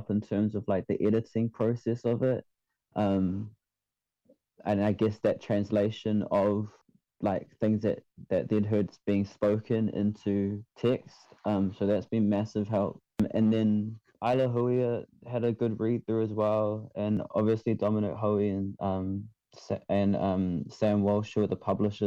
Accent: Manurewa, Auckland, New Zealand; also born or lived in Kaisahu; I'm from Kaisahu, but I was raised in Manurewa.

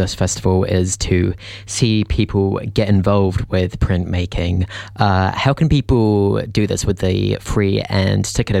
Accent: Auckland, New Zealand; I grew up out in West Auckland.

